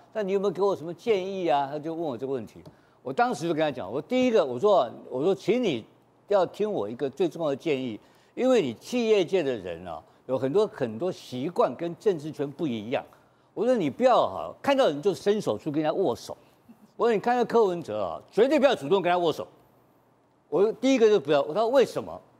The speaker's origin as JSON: {"language": "Chinese", "region": "Taipei", "country": "Taiwan", "tie": "born or raised there", "said": "我是台北富台新村长大，我是富台新村的老大，我从小就知道怎么样当老大"}